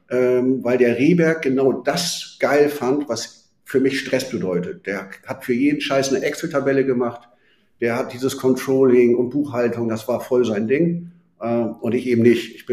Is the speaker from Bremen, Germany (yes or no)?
yes; Bremen, Germany; born there; Und äh, gebürtiger Bremer.